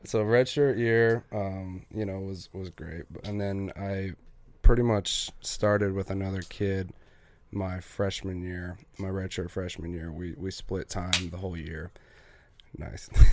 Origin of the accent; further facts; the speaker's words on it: Gillette, Wyoming, United States; also born or lived in Sheridan, Wyoming; I grew up in Gillette, Wyoming